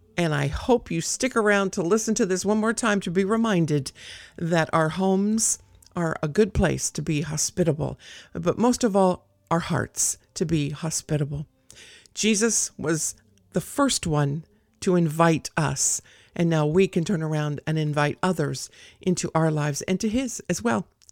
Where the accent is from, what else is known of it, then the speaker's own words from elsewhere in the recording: South Gate, California, United States; now in North Idaho, United States; I grew up down there